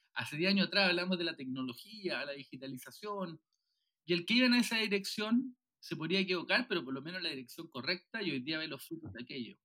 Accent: Viña del Mar, Valparaíso, Chile; also born or lived in Puerto Montt; now in Santiago, Chile; yo soy de Viña, eh, eh, que, no es, que no la capital de Santiago, nací en Puerto Montt

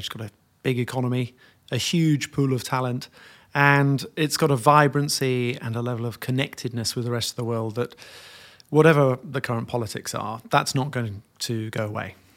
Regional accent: York, Yorkshire and the Humber, United Kingdom; I grew up in York

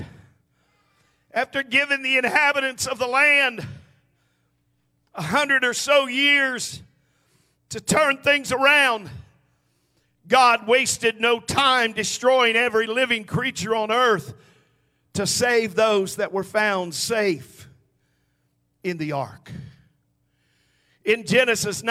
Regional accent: United States; we have seen a drastic change in where we live and who we are as an American people

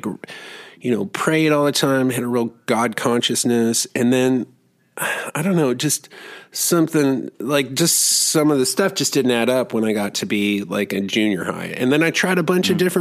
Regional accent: Germany; moved away; I grew up in Germany

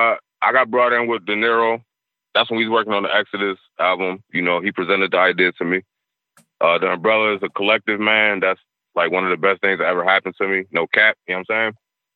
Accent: Niagara Falls, New York, United States; I knew Gasol just growing up in Niagara Falls, being in the projects, you know what I'm saying?

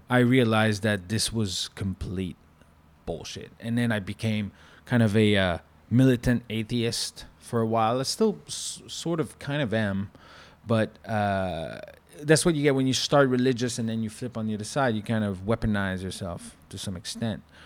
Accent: Canada; accent: French-Canadian; from my accent, he realized that I was French-Canadian.

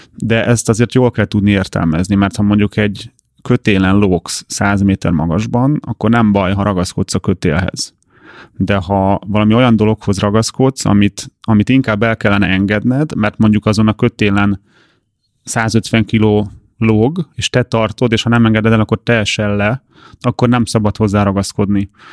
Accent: Hungary

